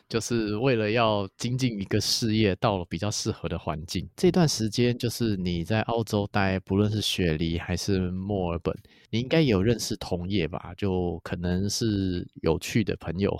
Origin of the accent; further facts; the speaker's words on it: Taiwan; 我们台湾人